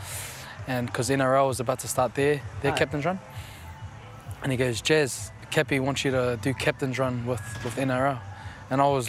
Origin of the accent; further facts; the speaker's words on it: Christchurch, Canterbury, New Zealand; I was born in Christchurch. Mum's from Christchurch, and Dad was posted down there for the army